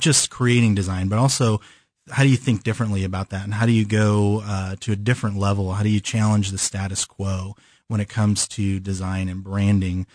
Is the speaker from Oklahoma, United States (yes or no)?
no; California, United States; moved away as an adult; also born or lived in Chicago; now in Kansas City, United States; I moved to California when I was five. And so I, I consider myself from California